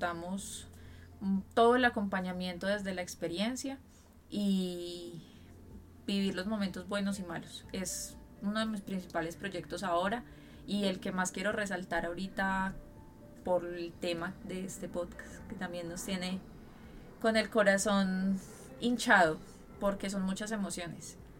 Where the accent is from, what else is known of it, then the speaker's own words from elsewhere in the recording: Colombia; soy médica, soy colombiana